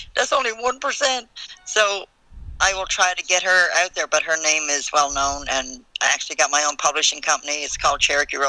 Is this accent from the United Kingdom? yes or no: no; Newfoundland and Labrador, Canada; moved away; I'm originally from Newfoundland, so my slang is really bad